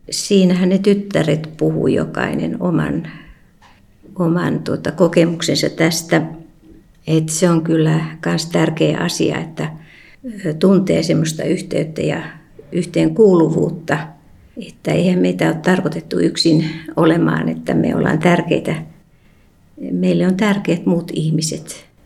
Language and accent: Finnish; Riihimäki, Kanta-Häme, Finland; Mutta itse olen Riihmältä